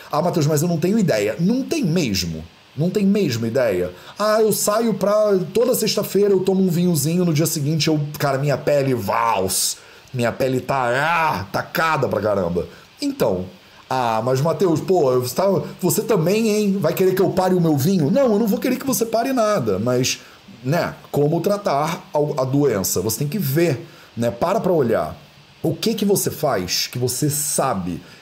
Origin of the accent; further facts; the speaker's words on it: Barbacena, Minas Gerais, Brazil; quando eu era criança pequena lá em Barbacena, que a minha avó me dava, né, esse negócio